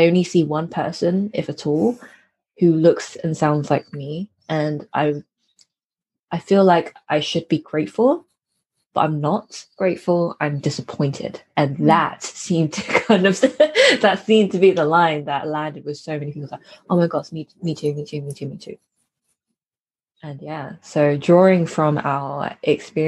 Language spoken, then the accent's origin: English; United Kingdom; I'm a British born Chinese person. So I'm a child of immigrants. And I was raised in a collectivist culture, but in an individualist society